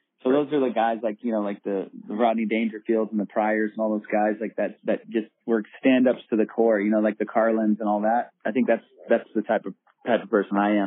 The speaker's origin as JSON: {"language": "English", "region": "Southern California", "country": "United States", "tie": "born or raised there", "also_born_or_lived": "Iran"}